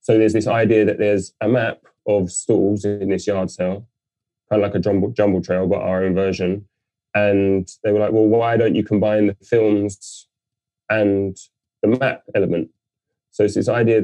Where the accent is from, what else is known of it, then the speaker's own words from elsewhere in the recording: London, United Kingdom; I'm born and raised in London.